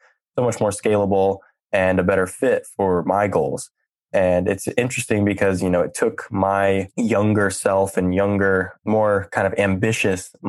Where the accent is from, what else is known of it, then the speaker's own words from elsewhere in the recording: Silicon Valley, California, United States; I grew up in Silicon Valley